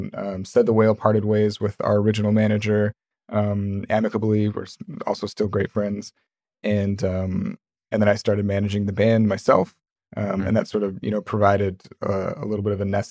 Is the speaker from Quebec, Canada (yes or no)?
no; Vancouver, British Columbia, Canada; I'm from Vancouver, Canada.